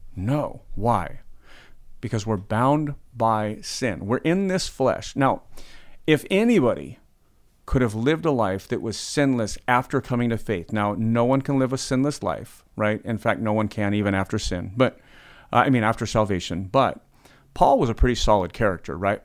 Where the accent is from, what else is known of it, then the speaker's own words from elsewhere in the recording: United States; we're American